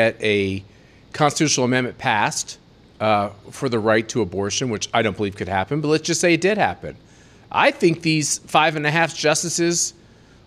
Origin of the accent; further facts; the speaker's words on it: Kansas, United States; now in Colorado, United States; my home state of Kansas